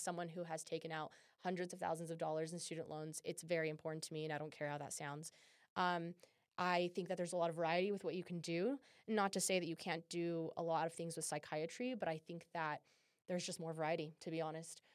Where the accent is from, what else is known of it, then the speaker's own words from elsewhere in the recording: California, United States; now in Utah, United States; I'm from California as well